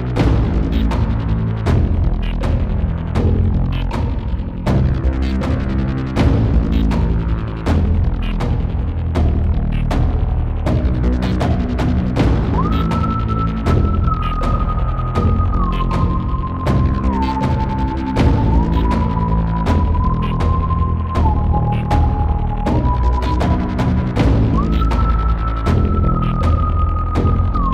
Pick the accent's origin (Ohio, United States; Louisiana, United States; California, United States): Ohio, United States; Dayton; now in Fort Wayne, United States; I'm from Dayton, Ohio